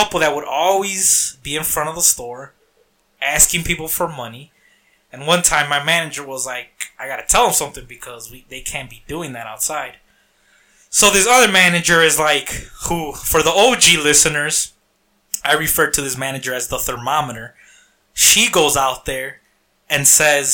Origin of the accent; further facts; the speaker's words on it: Harvey, Illinois, United States; I grew up in Harvey.